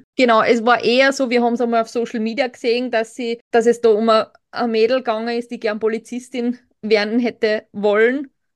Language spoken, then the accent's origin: German; Burgenland, Austria; als Burgenländer kennt man halt schon dann auch im südlichen, in der südlichen Gegend diese Thermenregionen, weil es für uns jetzt nicht extrem weit weg ist